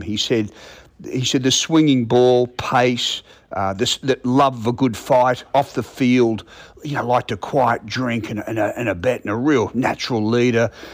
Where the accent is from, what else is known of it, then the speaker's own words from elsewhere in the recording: Brisbane, Queensland, Australia; I'm from Brisbane